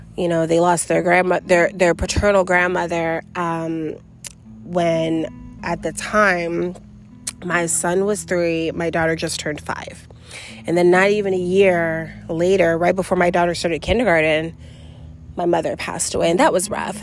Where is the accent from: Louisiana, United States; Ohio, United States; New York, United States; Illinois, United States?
New York, United States; New York City; moved away; also born or lived in Florida; I grew up in New York City, and then me and my mom moved down to Florida together